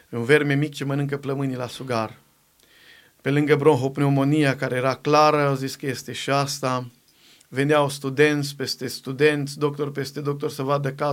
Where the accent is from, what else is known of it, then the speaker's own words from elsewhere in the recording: Găvoșdia, Timiș County, Romania; niște colegi de-ai mei cu care am crescut eu la Găvoșdia, de acolo de la casă